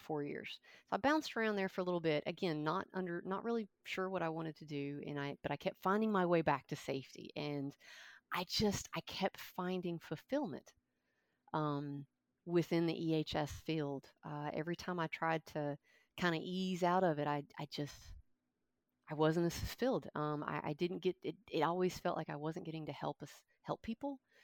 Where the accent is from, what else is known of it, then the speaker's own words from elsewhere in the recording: Kentucky, United States; now in Thomasville, United States; I grew up in Kentucky